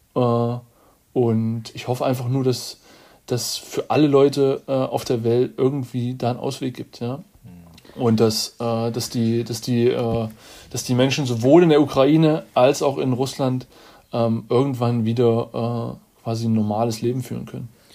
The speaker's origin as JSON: {"language": "German", "country": "Germany"}